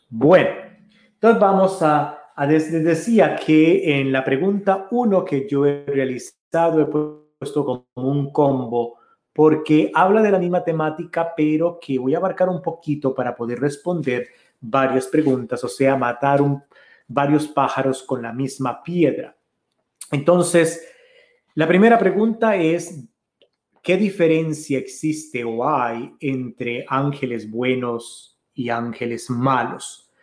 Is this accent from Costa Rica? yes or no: yes; Costa Rica; El café de la tarde que como buen costarricense siempre tenemos, siempre con un gallito, decimos nosotros con un taquito de algo